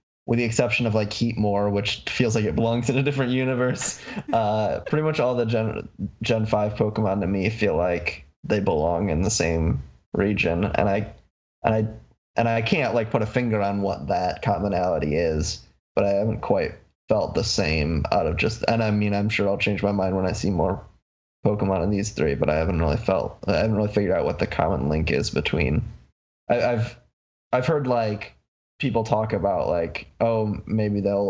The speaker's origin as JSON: {"language": "English", "region": "Michigan", "country": "United States", "said": "I'm from Michigan."}